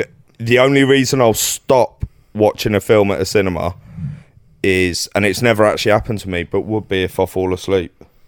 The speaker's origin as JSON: {"language": "English", "region": "London", "country": "United Kingdom", "accent": "Cockney", "said": "as soon as they hear my accent, they know to leave you alone. As soon as they hear you're from London"}